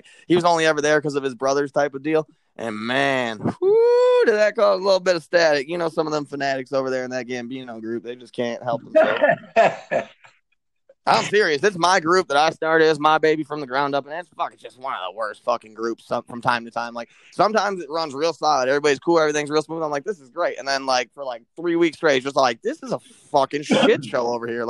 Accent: Michigan, United States; from Michigan, where fucking if you live

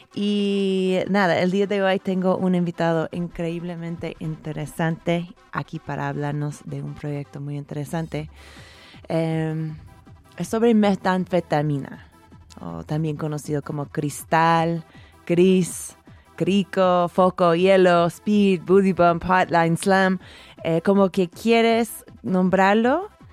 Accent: Oregon, United States; yo pasé mi adolescencia en Oregón

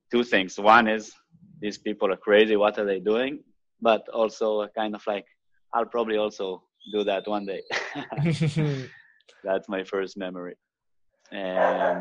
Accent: Israel; was born in Israel in what I consider the best year ever, 1988

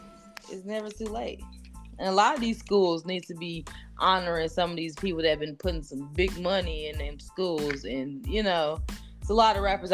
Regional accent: Wisconsin, United States; born there; Shout out to the Packers, my state that I was born. I can't say my home state, but I was born there, wasn't raised, but shout out to the Packers, you guys.

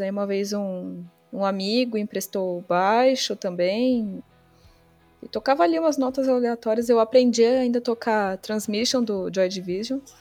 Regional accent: São Paulo, Brazil; eu nasci na Zona Sul de São Paulo e cresci também na, na Zona Sul.

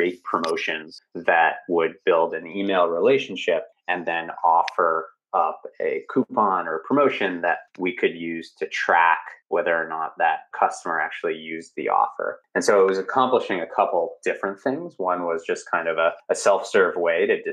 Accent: Boston, Massachusetts, United States; I'm from Boston, Massachusetts

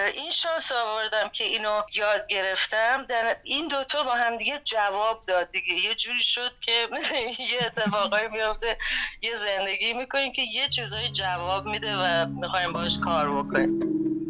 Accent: Iran; moved away as an adult; now in New York, United States; من وقتی که از ایران اومدم بیرون و اینجا خب میدونی نیویورک هم یه جاییه که من اول اومدم

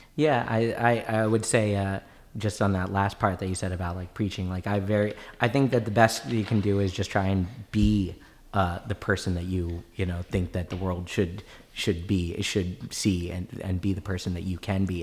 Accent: Maryland, United States; I grew up in Maryland

